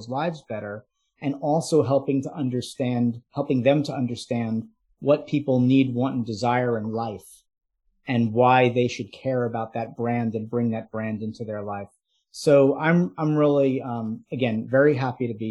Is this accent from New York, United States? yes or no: yes; New York City, New York, United States; I'm from the New York City area.